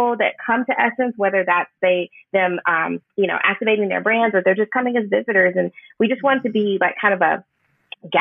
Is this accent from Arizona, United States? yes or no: no; Houston, Texas, United States; now in New Orleans, United States; I'm from Houston. We're from Houston, but moving to New Orleans